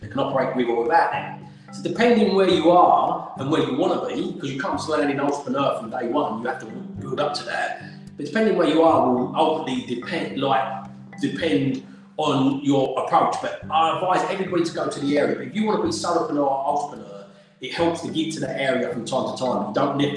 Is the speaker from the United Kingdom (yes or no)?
yes; Essex, East of England, United Kingdom; also born or lived in London; I was born in London, and I'm proud of being born in the capital of the UK. It's a great city. But then from the age of six, I grew up in a little village in Essex called Avery